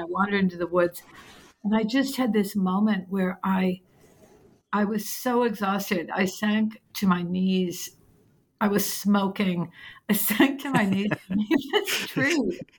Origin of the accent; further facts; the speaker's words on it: New England, United States; I come from New England where it's like, no, you just work harder and that's how you get.